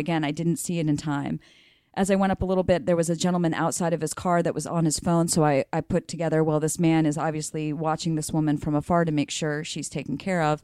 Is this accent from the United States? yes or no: yes; Mississippi, United States; moved away; also born or lived in Alabama; I'm from Mississippi